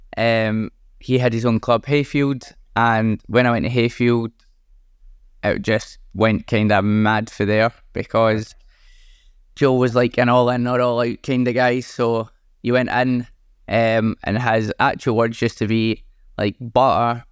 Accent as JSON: {"language": "English", "region": "Scotland", "country": "United Kingdom", "said": "being Scottish."}